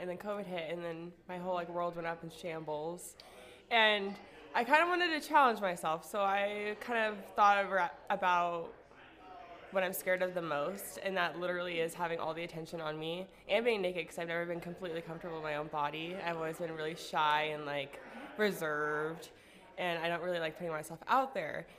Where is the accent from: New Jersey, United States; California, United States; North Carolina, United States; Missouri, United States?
California, United States; Southern; I grew up in Southern California